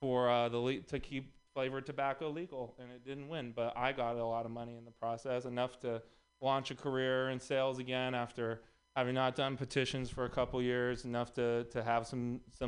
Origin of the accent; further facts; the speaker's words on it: Texas, United States; moved away; also born or lived in Los Angeles; I'm also from Texas